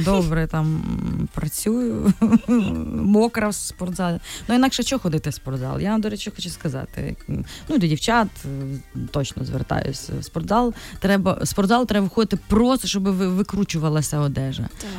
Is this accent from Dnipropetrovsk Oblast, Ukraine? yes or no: no; Ternopil, Ternopil Oblast, Ukraine; now in Kyiv, Ukraine; ми ж з Тернополя